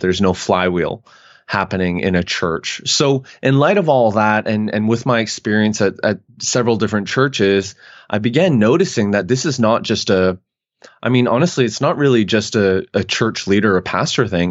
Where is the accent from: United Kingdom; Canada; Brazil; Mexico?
Canada; moved away as an adult; now in United States; I'm Canadian